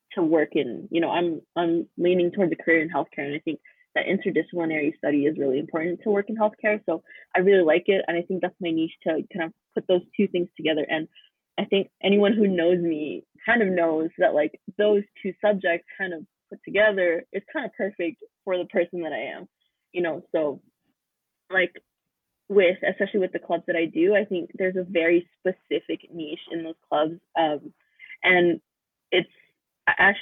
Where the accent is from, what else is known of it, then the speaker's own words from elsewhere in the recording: Fort McMurray, Alberta, Canada; moved away as an adult; now in Calgary, Canada; I grew up in Fort Mac of all places.